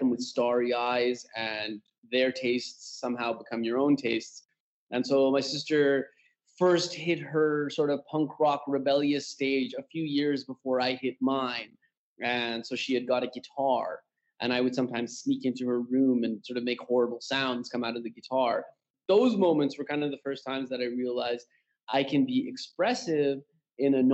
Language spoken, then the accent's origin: English; Canada; moved away as an adult; now in Tehran, Iran; born and raised in Canada, but currently based in my parents' homeland, which is Iran, Tehran, Iran